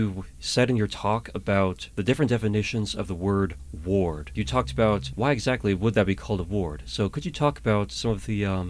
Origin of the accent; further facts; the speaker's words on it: Atlanta, Georgia, United States; So I told you I'm from Atlanta, Georgia.